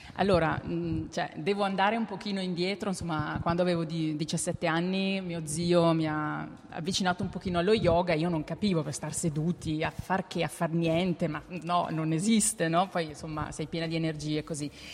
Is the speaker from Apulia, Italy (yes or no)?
no; Val di Non, Trentino-Alto Adige, Italy; now in Berlin, Germany; io abito a Berlino da 18 anni, mm. quindi vabbè, sono trentina, sono della Val di Non, ma abito su da tanti anni